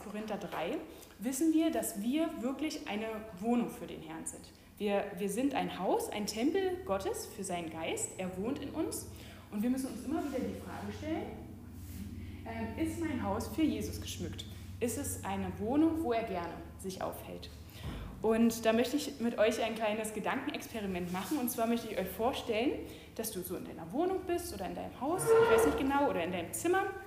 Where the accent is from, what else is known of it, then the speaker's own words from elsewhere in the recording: Germany; Wir Deutschen